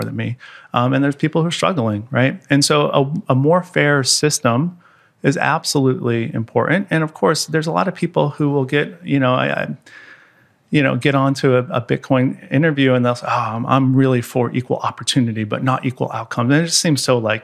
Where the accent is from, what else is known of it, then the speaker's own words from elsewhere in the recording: United States; as an American